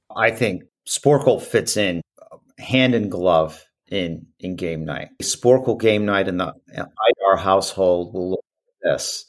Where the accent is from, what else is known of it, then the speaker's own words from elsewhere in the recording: Midwest, United States; growing up in the Midwest